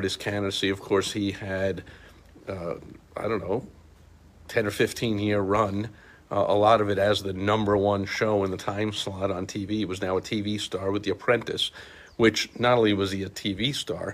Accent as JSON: {"language": "English", "town": "New York City", "region": "New York", "country": "United States", "tie": "born or raised there", "said": "I grew up in New York City"}